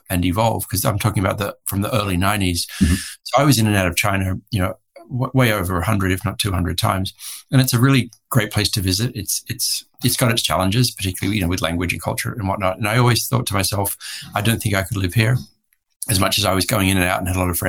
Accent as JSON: {"language": "English", "country": "Australia", "also_born_or_lived": "Hong Kong / Bangkok, Thailand", "moved": "as an adult", "lives_now": "Santa Barbara, United States", "said": "I am an Australian, recently made an American citizen because I've been here for some time now. But I'm an Australian living in the US."}